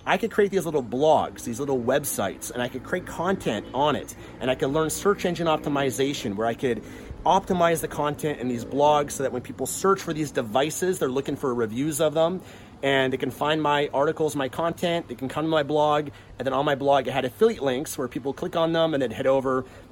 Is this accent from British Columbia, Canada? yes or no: yes; Vancouver, British Columbia, Canada; I'm from Vancouver, Canada, so that's where I came from.